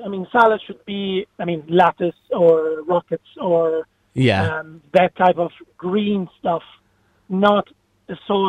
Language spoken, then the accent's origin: English; Pisa, Tuscany, Italy; now in Ireland; I'm from Tuscany, from Pisa.